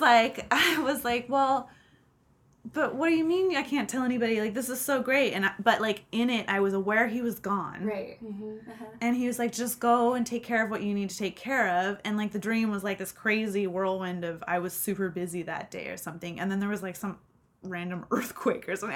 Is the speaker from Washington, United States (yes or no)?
yes; Seattle, Washington, United States; And I grew up in Seattle